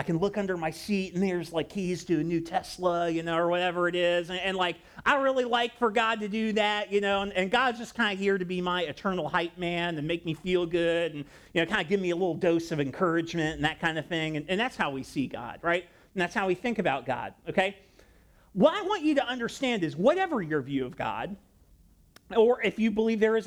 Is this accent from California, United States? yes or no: no; Ohio, United States; I grew up in Ohio